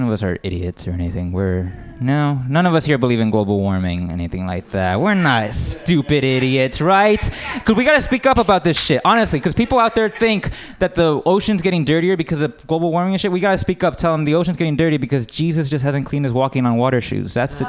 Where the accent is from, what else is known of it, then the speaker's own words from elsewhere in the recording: United States; but I would say I'm American.